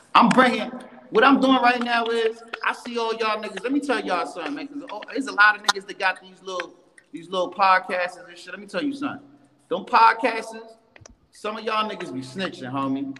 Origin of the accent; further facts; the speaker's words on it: New York City, New York, United States; I'm born and raised in Bronx